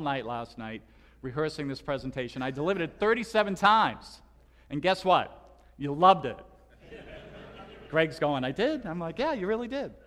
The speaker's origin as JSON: {"language": "English", "town": "Boston", "region": "Massachusetts", "country": "United States", "accent": "Boston", "moved": "as an adult", "said": "I'm originally from Boston"}